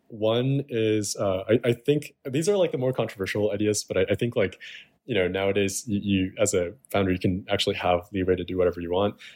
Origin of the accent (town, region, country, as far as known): Chicago, Illinois, United States; born or raised there